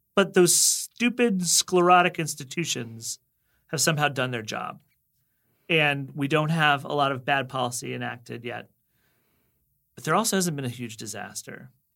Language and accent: English; Reston, Virginia, United States; I actually am from the town in Virginia where the hot zone took place.